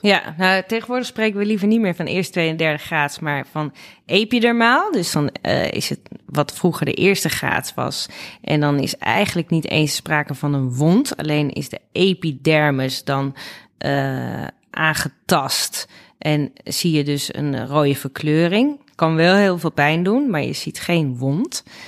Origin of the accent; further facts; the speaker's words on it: Nigtevecht, Utrecht, Netherlands; moved away as an adult; also born or lived in Amsterdam; dat is letterlijk hier waar ik ben opgegroeid. Eh, welkom hier. Eh, dat is in Nichtenvecht aan de Vecht